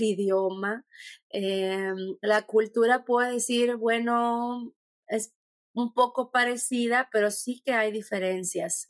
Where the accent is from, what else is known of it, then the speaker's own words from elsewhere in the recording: Mexico; moved away as an adult; also born or lived in Czech Republic; now in Germany; yo vengo de México